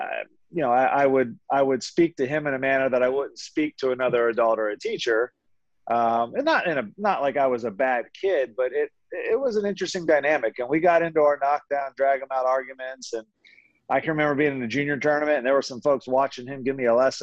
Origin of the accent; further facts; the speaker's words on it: Philadelphia, Pennsylvania, United States; I grew up in the Philadelphia area, knew some great teachers in Philly